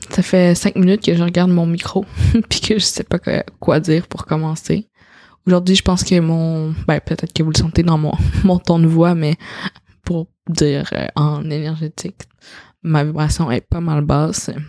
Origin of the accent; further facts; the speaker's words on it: China; French is a second language; je suis une petite chinoise puis euh, ah, je parle donc même bien pour quelqu'un qui vient de la Chine.